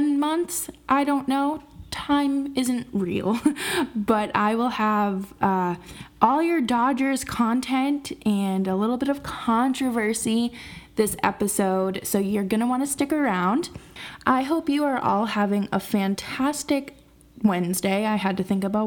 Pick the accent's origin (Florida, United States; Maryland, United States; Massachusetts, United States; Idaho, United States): Massachusetts, United States; outside of Boston; I grew up outside of Boston, so it was the Red Sox.